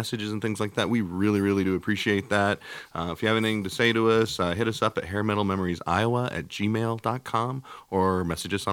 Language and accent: English; Iowa, United States; We're two guys from Iowa